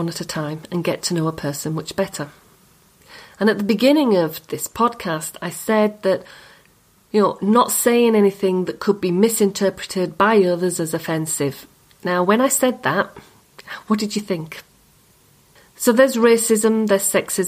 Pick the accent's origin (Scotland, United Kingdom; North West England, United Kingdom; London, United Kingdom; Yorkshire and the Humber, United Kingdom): Yorkshire and the Humber, United Kingdom; accent: Yorkshire; My accent. It's a Yorkshire accent.